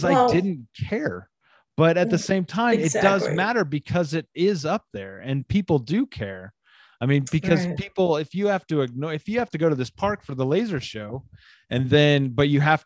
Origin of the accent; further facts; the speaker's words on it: the South, United States; I grew up in the South